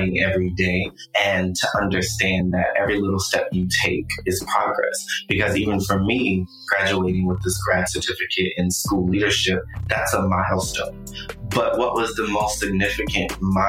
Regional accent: Fayetteville, North Carolina, United States; I was born in South Carolina, but I was raised in Fayetteville, North Carolina

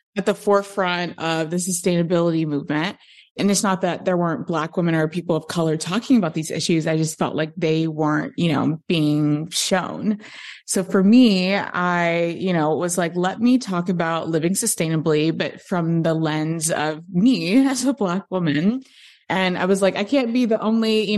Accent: Chicago, Illinois, United States; moved away as an adult; also born or lived in Los Angeles, United States; now in Austin, United States; I'm in Austin currently, but I grew up in Chicago, actually, on the South Side.

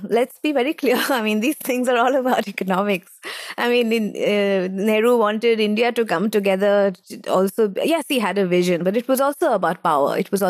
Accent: London, United Kingdom; born there; I was born in Britain.

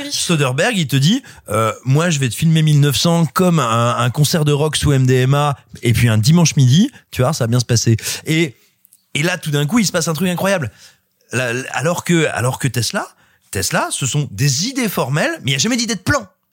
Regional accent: France; chez nous en France

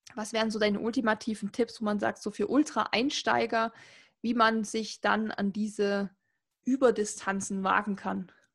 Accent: Saxony, Germany; ich komme aus Sachsen, also hört man auch und kriegt man eigentlich auch nie weg

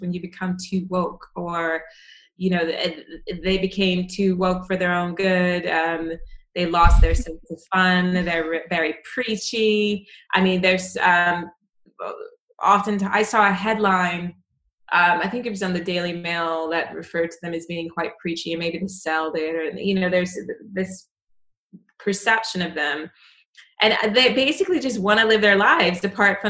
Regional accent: United States; me as an American

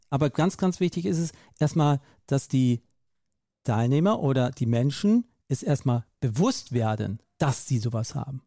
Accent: Hamburg, Germany; ich bin groß geworden in Hamburg

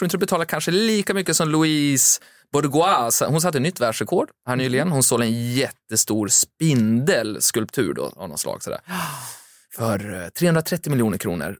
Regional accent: Timrå, Västernorrland County, Sweden; jag kommer ju själv från Timrå

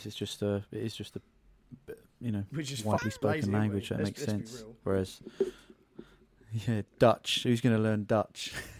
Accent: England, United Kingdom; We only speak one language in England.

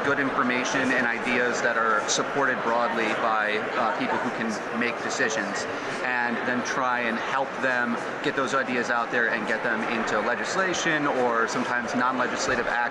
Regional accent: Michigan, United States; moved away as an adult; also born or lived in Detroit area, Michigan / Lansing, Michigan / Mount Pleasant, Michigan; now in Berkeley, United States; I'm originally from Michigan, born and raised. I live out in Berkeley in the Bay Area, California now

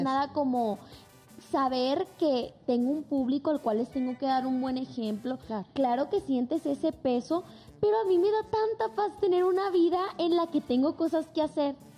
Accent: Mazatlán, Sinaloa, Mexico; de donde soy yo, que es Mazatlán

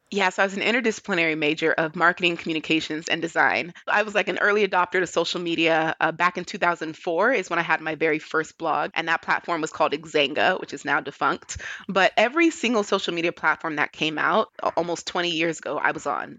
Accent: Hayward, California, United States; moved away; my home city. where I grew up in Hayward, California.

